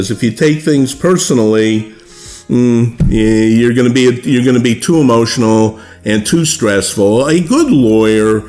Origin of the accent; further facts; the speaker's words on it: South Florida, United States; also born or lived in Milwaukee, Wisconsin; I'm actually was born in the Midwest in Milwaukee, but I grew up here in South Florida, presently living in Fort Lauderdale